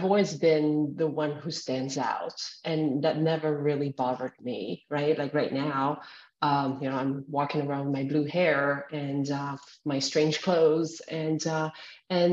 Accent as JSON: {"language": "English", "area": "outside of Paris", "region": "Île-de-France", "country": "France", "tie": "born or raised there", "said": "as a teenager growing up outside of Paris"}